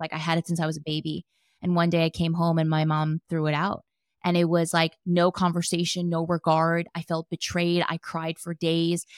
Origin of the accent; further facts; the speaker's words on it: New Jersey, United States; moved away as an adult; also born or lived in New York / Los Angeles; now in San Diego, United States; born and raised in Jersey and lived in New York for a long time